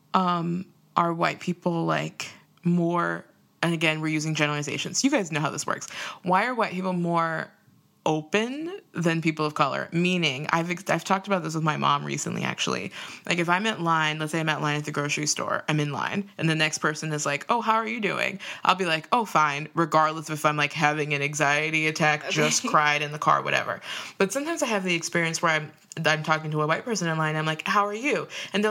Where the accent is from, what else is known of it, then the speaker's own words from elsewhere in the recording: Minnesota, United States; I've experienced it a lot in like Minnesota growing up too